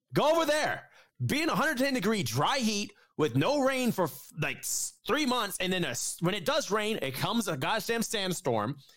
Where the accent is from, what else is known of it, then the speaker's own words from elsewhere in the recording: Atlanta, Georgia, United States; In my hometown, I, I literally I live in Atlanta